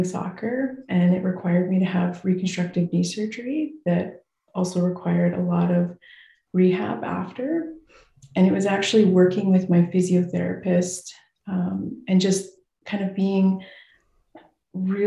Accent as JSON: {"language": "English", "town": "Saskatoon", "region": "Saskatchewan", "country": "Canada", "tie": "born or raised there", "said": "I grew up in Saskatoon, Saskatchewan"}